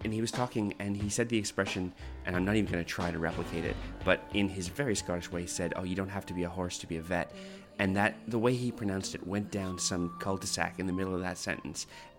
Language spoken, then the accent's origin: English; Canada; moved away as an adult; also born or lived in Alberta / Northern Ontario / Quebec; now in Australia; I grew up in Canada until I was about 20 and lived all over. So I lived on the West Coast, I lived in the East Coast, I lived in Alberta, in Northern Ontario, in Quebec, all these places. So my accent isn't particularly regional Canadian.